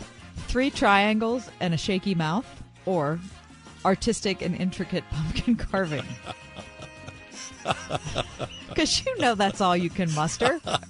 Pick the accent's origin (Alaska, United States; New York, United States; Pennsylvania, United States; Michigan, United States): Pennsylvania, United States; Pittsburgh; I'm from Pittsburgh